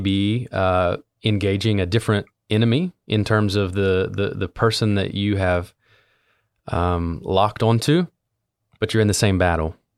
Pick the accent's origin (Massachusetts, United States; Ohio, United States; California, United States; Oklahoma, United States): Ohio, United States; Southern; I was born and raised in Southern Ohio, which is a, interestingly, a part of Appalachia